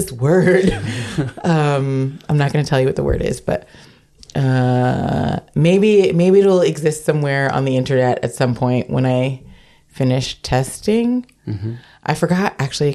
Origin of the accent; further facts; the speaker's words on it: United States; now in Amsterdam, Netherlands; I am American